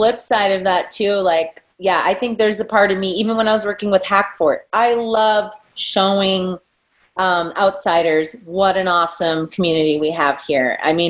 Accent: Midwest, United States; now in Boise, United States; I'm from the Midwest.

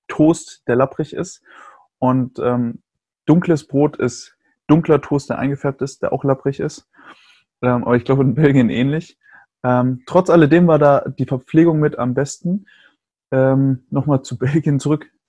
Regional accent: Germany

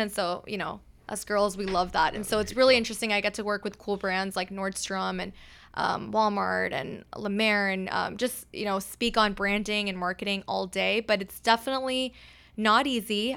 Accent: Pakistan; now in Texas, United States; I'm, I'm from Pakistan, and so for us, uh, we have multiple days of events

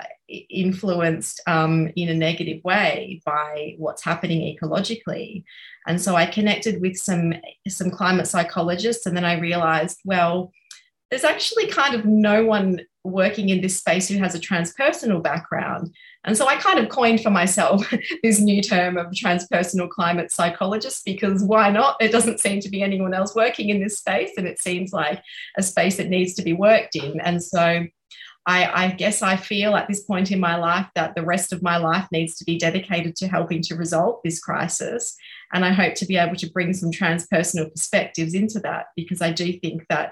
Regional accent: Australia; I'm speaking as a white Australian

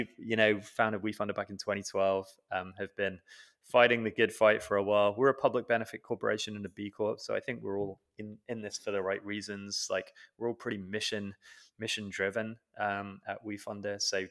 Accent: United Kingdom; I grew up in the UK, as you can probably tell from my accent.

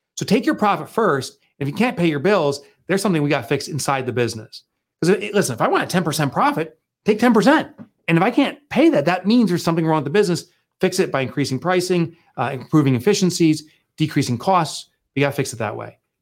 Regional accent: Boonton, New Jersey, United States; from a little Booton, New Jersey, a little colonial town. It's actually where I grew up

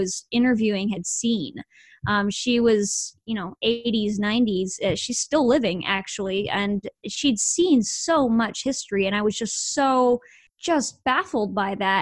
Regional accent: Idaho, United States; moved away as an adult; now in Texas, United States; I was born and raised in Idaho, moved to Texas recently.

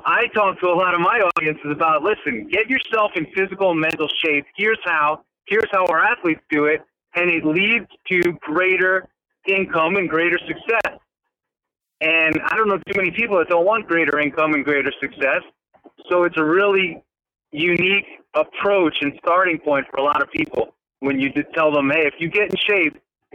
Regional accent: New York, United States; I'm from New York.

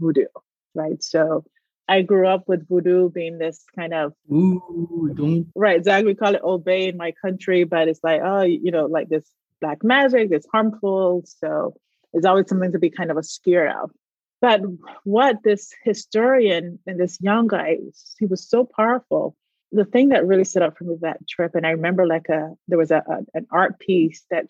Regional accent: Barbados; moved away; I grew up in Barbados

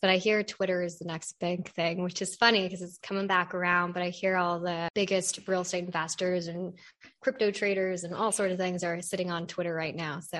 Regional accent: California, United States; moved away as an adult; also born or lived in Cincinnati; I'm originally from California.

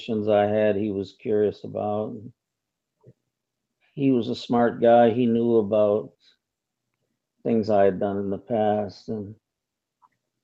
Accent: Michigan, United States; moved away; also born or lived in Lansing, Michigan / Detroit / New York; we grew up together in Michigan, and we lived in Lansing, Michigan, and Detroit area, and we came to New York together

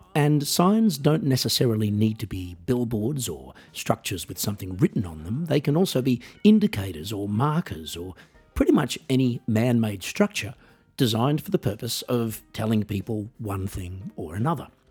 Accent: Australia; moved away; also born or lived in Switzerland / Norway / Netherlands / Germany; as I was living in Australia at the time, and I am Australian

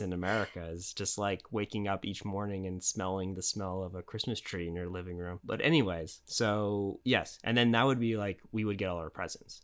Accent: United States; also born or lived in Japan; now in Los Angeles, United States; I'm American

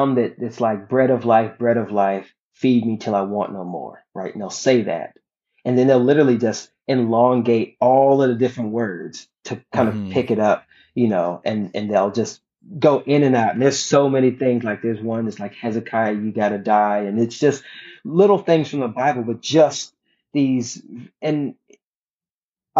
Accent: South Carolina, United States; we're from South Carolina

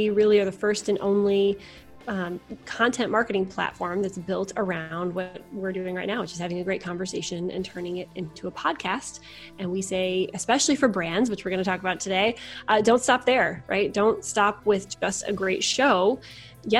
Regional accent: Michigan, United States; also born or lived in Chicago; now in Indianapolis, United States; I'm from Michigan originally

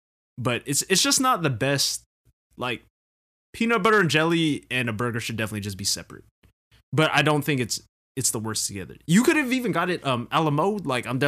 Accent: Philippines; We're Filipino. We eat.

